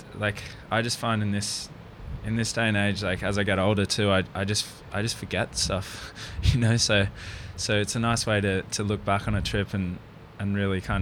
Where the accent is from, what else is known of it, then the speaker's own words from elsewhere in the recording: Rainbow Beach, Queensland, Australia; moved away; I grew up in Rainbow Beach